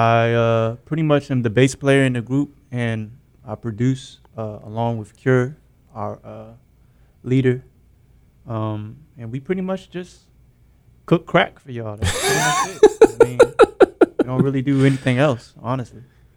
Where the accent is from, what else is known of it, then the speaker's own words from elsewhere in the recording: Maryland, United States; But I'm from Maryland. But, you know, we kind of say we're based out of the DMV, so.